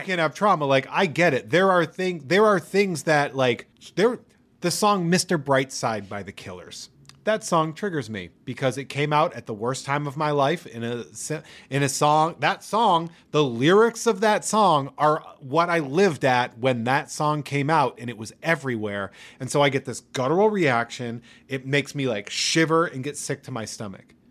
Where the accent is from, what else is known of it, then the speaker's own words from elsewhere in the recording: New England, United States; I am from New England